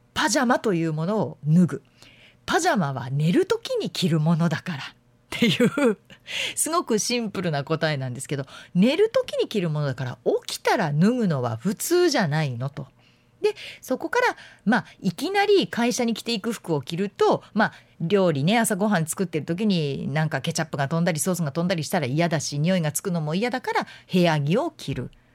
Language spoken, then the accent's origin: Japanese; Yamanashi, Japan; moved away; 私のふるさと、まあ、山梨県なんですけれども甲府盆地があるので